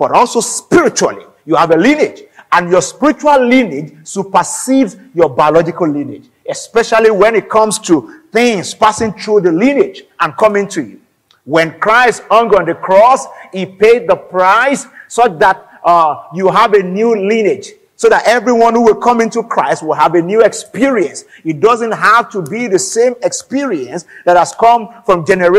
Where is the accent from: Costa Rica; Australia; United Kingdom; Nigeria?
Nigeria; I'm an African, I'm Nigerian